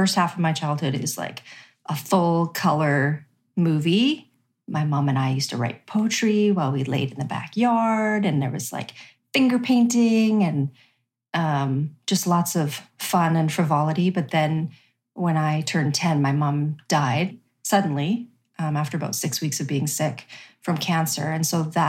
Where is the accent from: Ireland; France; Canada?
Canada; Regina, Saskatchewan; I grew up in Regina, Saskatchewan